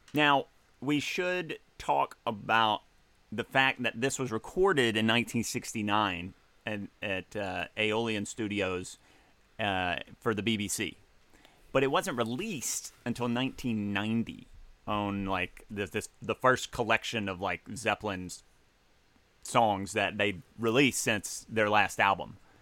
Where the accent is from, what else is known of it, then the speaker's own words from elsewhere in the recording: Mississippi Delta, United States; moved away; my hometown